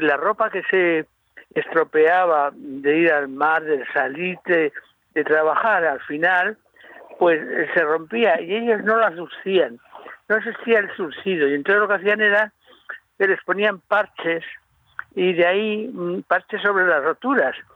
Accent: Madrid, Community of Madrid, Spain; now in Murcia, Spain; Yo soy madrileño, pero aunque me he hecho murciano, yo ya soy murciano

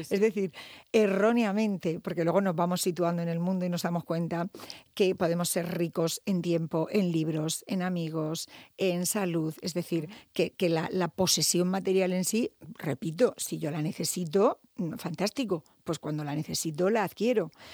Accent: Murcia, Region of Murcia, Spain; Yo soy muy local, ya sabéis que me encanta Murcia, yo siempre digo que soy psicóloga de Murcia, mi gente es de Murcia

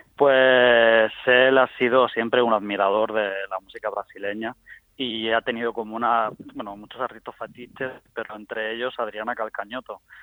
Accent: Guadalupe, Region of Murcia, Spain; estaba en la universidad, aquí en mi pueblo, en Guadalupe

